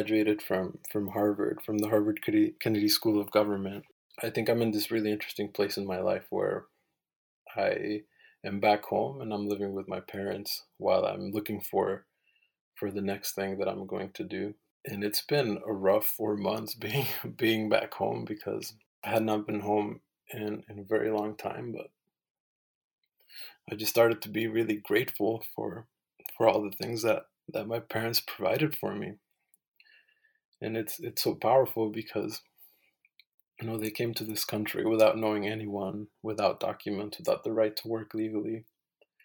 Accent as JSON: {"language": "English", "region": "Nayarit", "country": "Mexico", "also_born_or_lived": "Phoenix, Arizona", "moved": "yes", "lives_now": "United States", "said": "I'm originally from Nayarit, Mexico. And so when I lived in Mexico, I was just Mexican."}